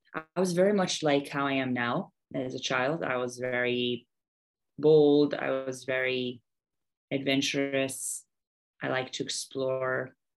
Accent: United States; moved away as an adult; also born or lived in Haridwar, India; now in Bihar, India; I'm American, uh, born and raised

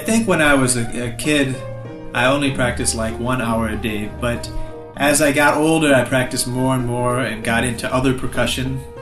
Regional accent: Michigan, United States; I'm from Michigan in the United States and I'm here in Chennai.

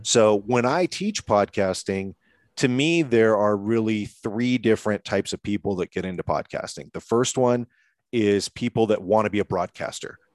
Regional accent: Seattle, Washington, United States; moved away as an adult; now in Colorado, United States; I had recently relocated to Colorado. I'm from Washington State in Seattle

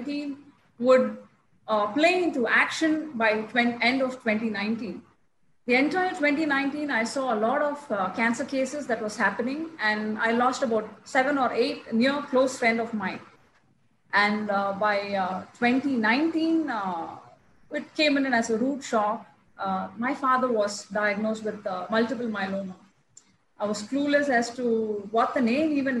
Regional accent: Chennai, Tamil Nadu, India; I'm from Chennai

